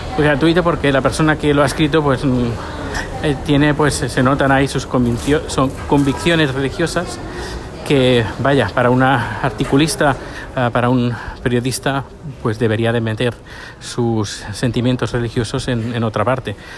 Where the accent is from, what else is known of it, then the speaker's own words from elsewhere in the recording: Spain; now in Sweden; nosotros conocemos como españoles